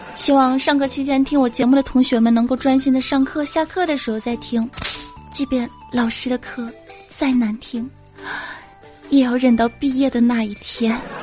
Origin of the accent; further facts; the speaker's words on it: Fujian, China; 我们福建人